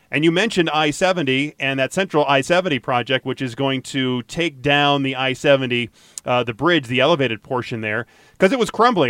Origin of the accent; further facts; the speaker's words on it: Atlanta, Georgia, United States; now in Colorado, United States; I grew up in Atlanta, and so I would go downtown Atlanta all the time